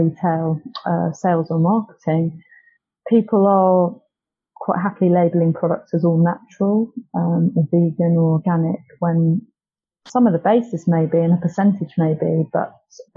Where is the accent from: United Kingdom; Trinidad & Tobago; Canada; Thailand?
United Kingdom; Cornwall, South West England; I grew up in Cornwall